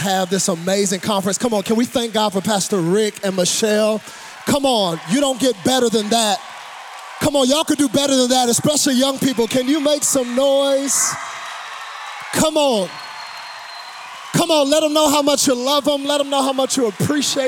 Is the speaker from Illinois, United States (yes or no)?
no; Dallas, Texas, United States; I do bring you greetings from Dallas, Texas. Now, I am a Texan